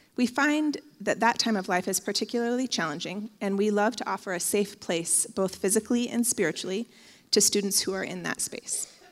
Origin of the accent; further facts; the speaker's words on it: Bend, Oregon, United States; I grew up in Bend, and I went to basically every church in Bend as a teenager